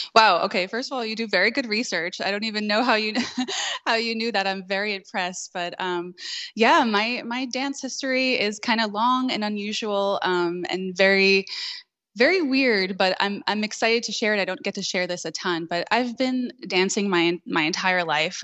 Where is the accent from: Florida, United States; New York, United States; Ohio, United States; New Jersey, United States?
New York, United States; New York City; now in North Carolina, United States; I grew up in Queens, New York